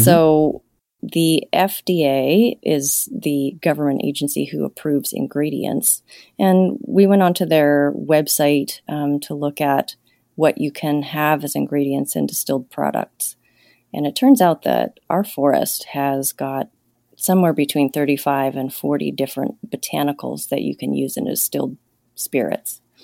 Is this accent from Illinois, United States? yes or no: no; Los Angeles, California, United States; moved away as an adult; also born or lived in Montana; now in Troy, Montana, United States; I grew up in Los Angeles